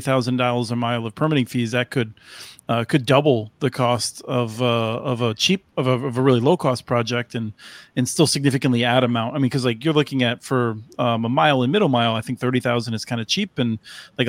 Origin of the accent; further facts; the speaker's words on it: Pennsylvania, United States; I grew up in Pennsylvania